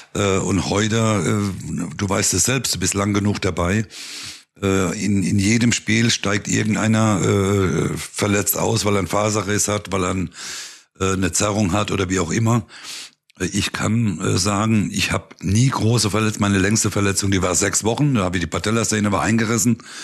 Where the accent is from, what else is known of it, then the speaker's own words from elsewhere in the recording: Neustadt, Germany; bei uns in Neustadt bei unserer ersten Mannschaft